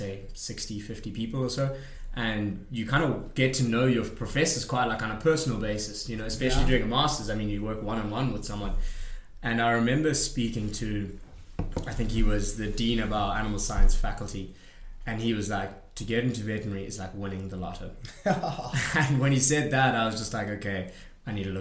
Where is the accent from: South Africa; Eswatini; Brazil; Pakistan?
South Africa; moved away; you get a really well-renowned degree at home, but in South Africa